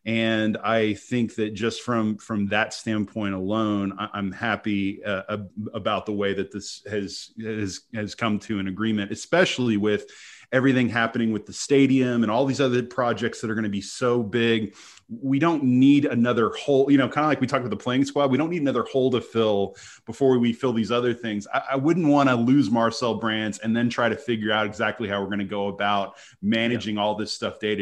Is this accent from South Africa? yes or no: no; United States; I grew up in America